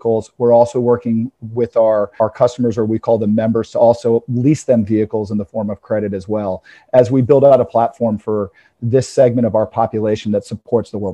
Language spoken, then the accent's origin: English; Atlanta, Georgia, United States; I'm born and raised in Atlanta